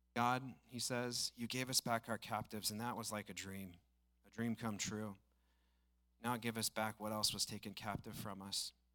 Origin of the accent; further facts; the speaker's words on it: Estacada, Oregon, United States; I grew up in Estacada, so the region's kind of sentimental to me